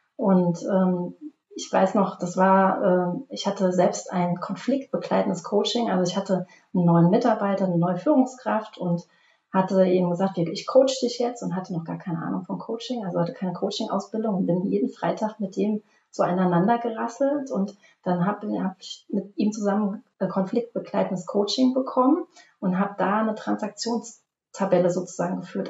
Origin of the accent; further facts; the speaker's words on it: Obertiefenbach, Hesse, Germany; komme aus dem schönen Obertietenbach bei Limburg an der Land zwischen Frankfurt und Köln